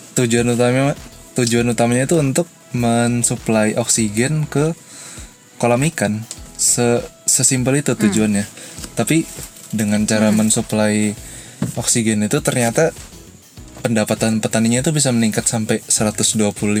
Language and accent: Indonesian; Balikpapan, East Kalimantan, Indonesia; di kota aku di balik papan